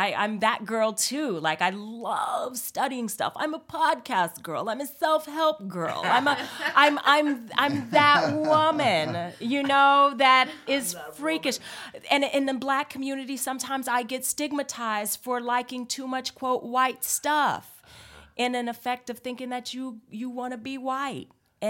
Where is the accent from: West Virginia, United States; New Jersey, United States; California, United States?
California, United States; I grew up in California, so my experience is very unique. It's very multicultural, and I understand that.